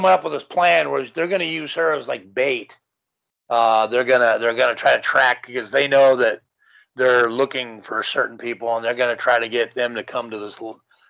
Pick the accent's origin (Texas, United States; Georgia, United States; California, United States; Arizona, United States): California, United States; Los Angeles; also born or lived in Woodland Hills; I grew up in Canoga Park.